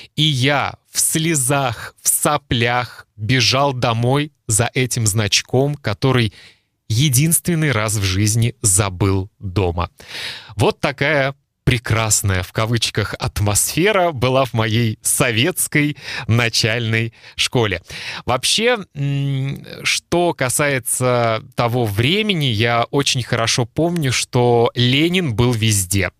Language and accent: Russian; Kaliningrad, Kaliningrad Oblast, Russia; Я родился в Калининграде и жил в Калининграде